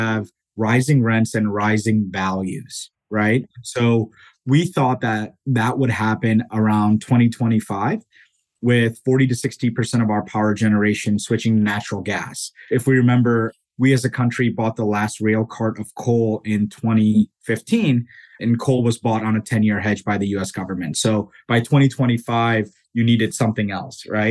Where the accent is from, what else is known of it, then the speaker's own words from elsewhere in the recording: Tallmadge, Ohio, United States; also born or lived in India; I grew up in Ohio predominantly. My family moved here from India when I was about 9 years old. I grew up in Talmadge